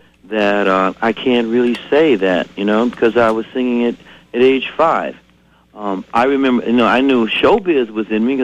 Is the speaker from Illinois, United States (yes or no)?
yes; Chicago, Illinois, United States; also born or lived in West Point, Mississippi; now in Twin Cities, United States; I was raised, like so many performers, I was raised in the church on music and on the west side of Chicago.